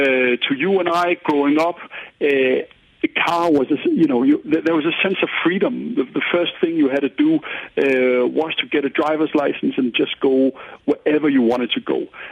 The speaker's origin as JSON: {"language": "English", "town": "Paris", "region": "Île-de-France", "country": "France", "tie": "born or raised there", "said": "So Paris, I grew up in Paris. It was an extremely car-centric city, and people almost got mad if they saw me on a bike"}